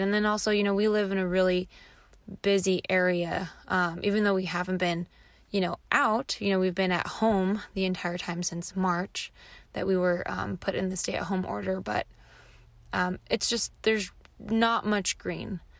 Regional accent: Los Angeles, California, United States; I was born and raised in Los Angeles

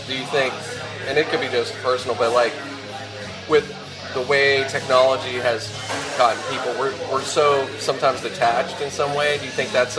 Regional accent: Pittsburgh, Pennsylvania, United States; now in Los Angeles, United States; I grew up in Pittsburgh. I was born out here, but I grew up in Pittsburgh.

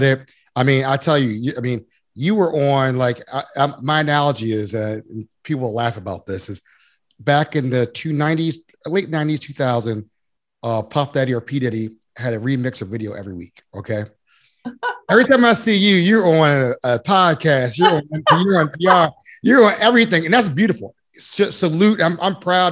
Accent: Baltimore, Maryland, United States; I'm from Baltimore

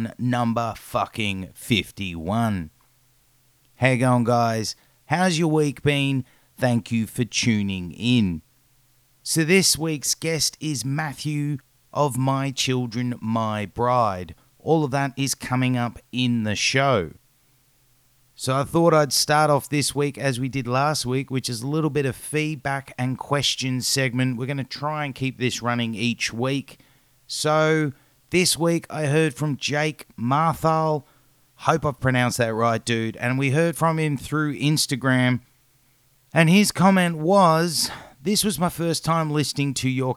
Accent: Australia

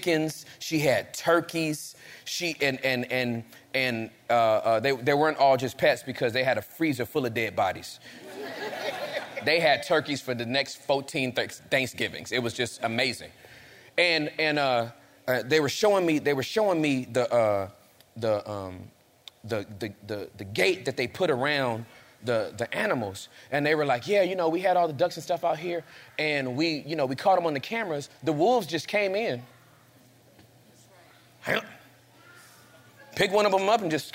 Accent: Inglewood, California, United States; I'm from Inglewood

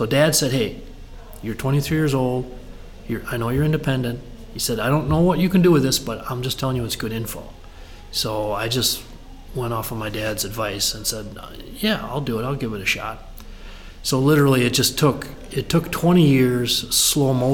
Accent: Benson, Minnesota, United States; also born or lived in Twin Cities, Minnesota / Rochester, Minnesota; I grew up in Benson, so in the ag country footprint here

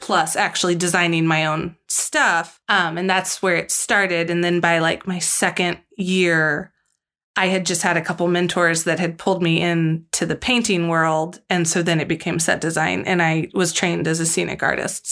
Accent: St. Louis, Missouri, United States; I grew up in the Saint Louis area

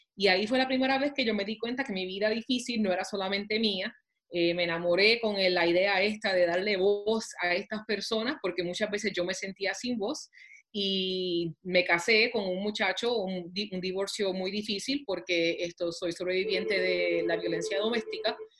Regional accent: Puerto Rico; moved away as an adult; also born or lived in New York; now in Topeka, United States; borico, aunque naciera en la luna, me crié en Puerto Rico

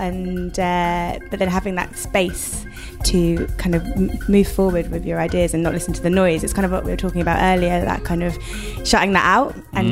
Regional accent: Suffolk, East of England, United Kingdom; now in London, United Kingdom; I'm from Suffolk. I'm a countryside girl.

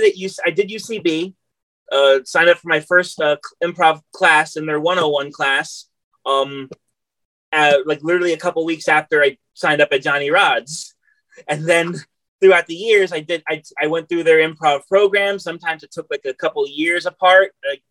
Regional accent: New York City, New York, United States; New York City.

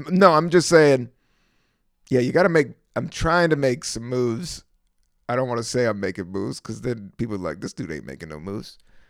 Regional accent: San Francisco, California, United States; And I was from San Francisco.

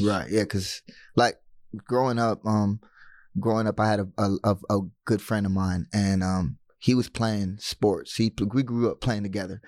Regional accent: United States; being American

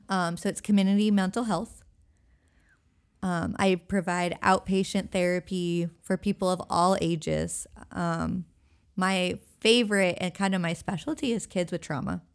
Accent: Everett, Washington, United States; moved away as an adult; also born or lived in Sitka, Alaska / Hawaii / Oregon; now in Elizabeth City, United States; I grew up in Washington State, and I went to college in Sitka, Alaska.

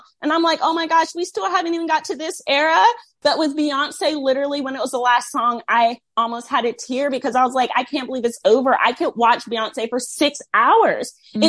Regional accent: Southern US, United States; Also, I grew up in the Bible Belt with a somewhat suppressed sexuality.

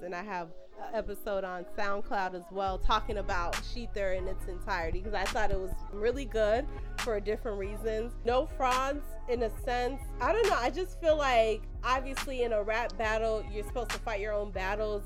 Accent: Chicago, Illinois, United States; I am from Chicago

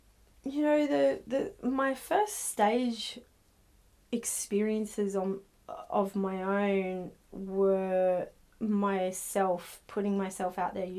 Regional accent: Northern Beaches, New South Wales, Australia; So I guess, you know, I grew up in the Northern Beaches and it just, I don't know, there were a lot of artistic people

